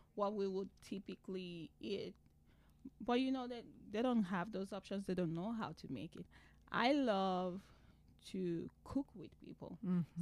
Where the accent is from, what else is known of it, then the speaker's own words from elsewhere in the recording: Nigeria; moved away as an adult; now in United States; I am originally from Nigeria